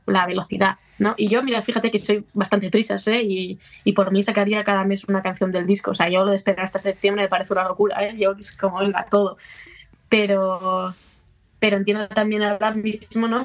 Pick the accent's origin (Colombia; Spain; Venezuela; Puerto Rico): Spain; a town next to Barakaldo, Basque Country; había una en Baracaldo, al lado de, mi pueblo